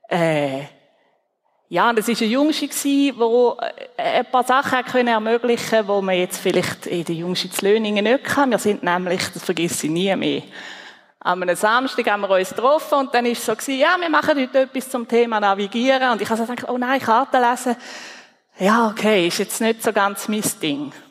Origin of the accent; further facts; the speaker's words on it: Niederhasli, Zurich, Switzerland; now in Löhningen, Switzerland; Nein, ich komme von Niederhasli, ein ja, zu der Zeit, wo ich dort 1980 geboren bin, ist das wirklich ein Bauerndorf gewesen